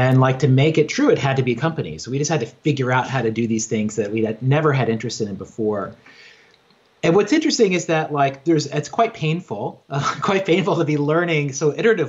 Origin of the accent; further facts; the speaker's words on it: Virginia, United States; now in New York, United States; You know, I grew up in Southwest Virginia on a farm. I grew up Christian, evangelical Christian, and like had no neighbors, just read books all the time, and like dreamed of being a writer and was always on that path, like moved to New York